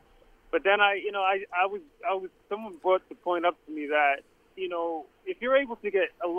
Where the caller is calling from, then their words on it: Queens, New York, United States; Yes, hi. It's … from Queens.